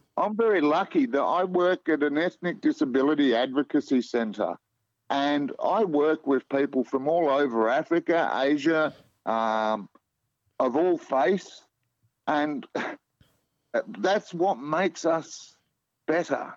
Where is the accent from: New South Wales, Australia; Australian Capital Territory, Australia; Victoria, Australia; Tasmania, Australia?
Victoria, Australia; Melbourne; moved away as an adult; now in Perth, Australia; I grew up in Melbourne, eldest of four kids